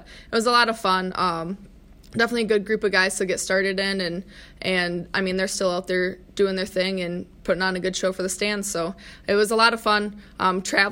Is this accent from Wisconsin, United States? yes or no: yes; De Pere, Wisconsin, United States; also born or lived in Ohio / Michigan Tech, Michigan; I'm originally from Ohio, grew up mainly in De Pere, though, and then went to school at Michigan Tech